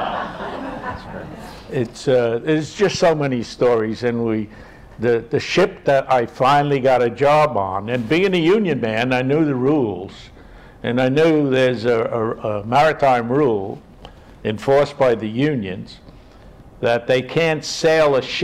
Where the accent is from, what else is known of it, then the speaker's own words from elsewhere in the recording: New York City, New York, United States; growing up in Inwood, you got so many different people here